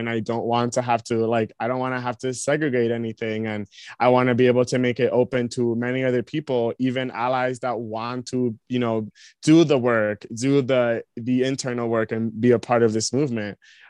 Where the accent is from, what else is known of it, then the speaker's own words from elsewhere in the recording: United States; I definitely do acknowledge that I have privilege when I go there for being American